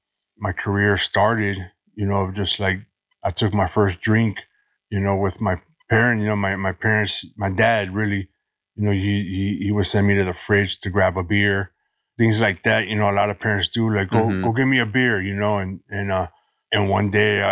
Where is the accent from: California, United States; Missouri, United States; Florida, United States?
California, United States; Los Angeles; Born and raised in Los Angeles. Been here my whole life.